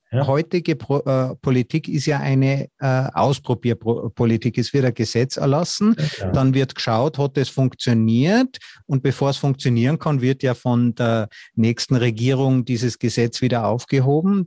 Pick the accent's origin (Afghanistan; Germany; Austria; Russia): Austria; als Österreicher